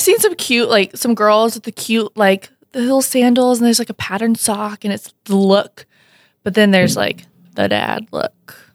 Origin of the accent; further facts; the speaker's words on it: Alabama, United States; moved away as an adult; also born or lived in Missouri; now in Fargo, United States; I was born and raised in Alabama, and then I went to college in Missouri